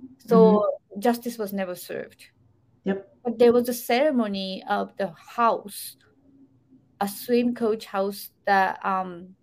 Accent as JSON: {"language": "English", "country": "Japan", "tie": "born or raised there", "moved": "yes", "said": "back in 80s, when I was growing up in Japan"}